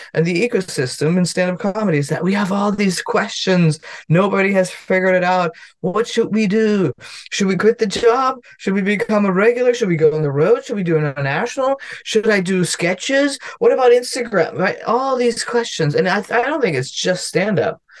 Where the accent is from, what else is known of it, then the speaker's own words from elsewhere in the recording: Germany; English is a second language; now in United States; I'm from Germany